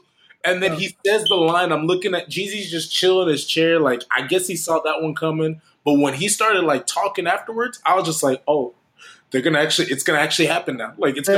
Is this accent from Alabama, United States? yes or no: yes; Birmingham, Alabama, United States; I was born in Birmingham.